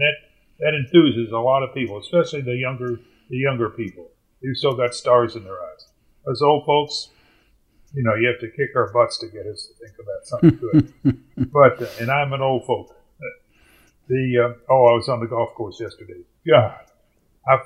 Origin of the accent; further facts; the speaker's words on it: Louisville, Kentucky, United States; moved away; That's my hometown. In fact, I grew up about a mile from Churchill Downs